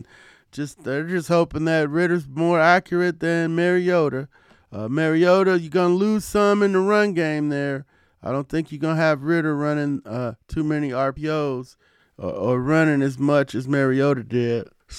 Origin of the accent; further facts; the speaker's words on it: Ohio, United States; moved away; I grew up in Ohio